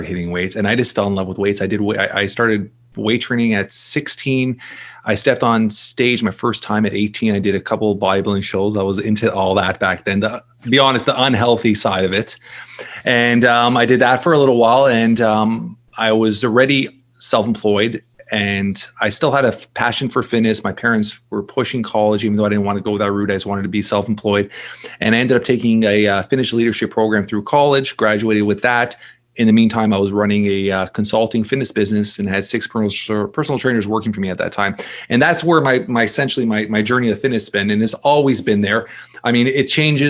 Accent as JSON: {"language": "English", "town": "Toronto", "region": "Ontario", "country": "Canada", "tie": "born or raised there", "said": "I'm born and raised in Toronto, Canada. So I'm Canadian here"}